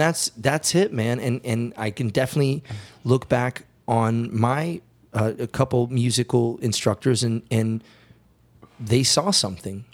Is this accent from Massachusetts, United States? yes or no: no; Cleveland, Ohio, United States; compatriots from Cleveland